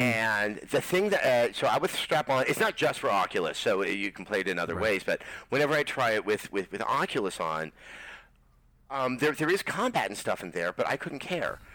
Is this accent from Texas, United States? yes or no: no; Berkeley, California, United States; I grew up in Berkeley